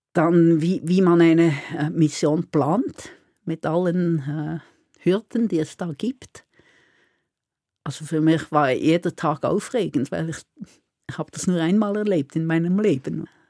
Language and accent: German; Solothurn, Switzerland; also born or lived in Basel; now in Bern, Switzerland; ursprünglich komme ich aus dem Kanton Solothurn und studiert habe ich in Basel